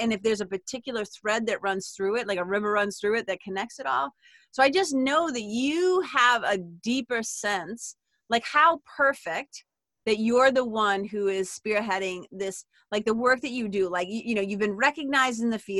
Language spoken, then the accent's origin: English; Lawrence, Massachusetts, United States; also born or lived in Amesbury, Massachusetts; I'm a kid from Lawrence